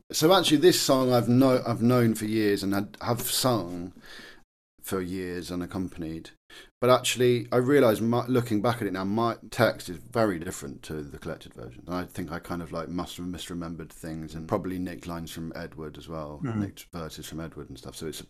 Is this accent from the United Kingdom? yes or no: yes; England, United Kingdom; I think it's a very important thing for us as English people to recognise that we're capable of weird, wonderful little things.